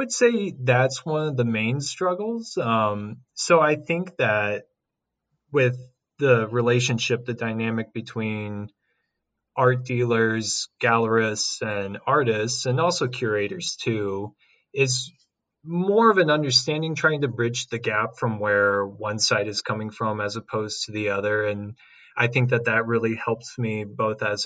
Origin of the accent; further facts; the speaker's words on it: Franklin County, Missouri, United States; moved away as an adult; now in St. Louis, United States; I was born and raised in Franklin County, which is about 40 minutes west south of here.